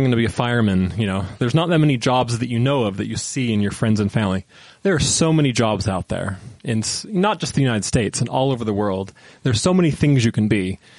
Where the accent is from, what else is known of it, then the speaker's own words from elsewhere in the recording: New Zealand; Oh, yeah. I'm a Kiwi.